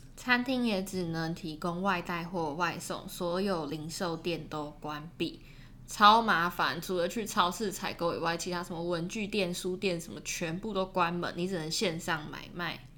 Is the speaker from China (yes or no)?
no; Taiwan; now in Melbourne, Australia; 我们不在自己的家乡